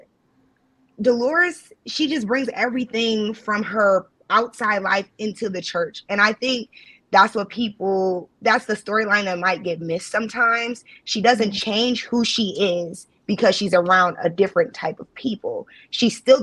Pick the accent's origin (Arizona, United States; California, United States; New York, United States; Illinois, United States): Illinois, United States; Chicago; now in Cleveland, United States; I'm originally from Chicago, for those who don't know. I'm not from Ohio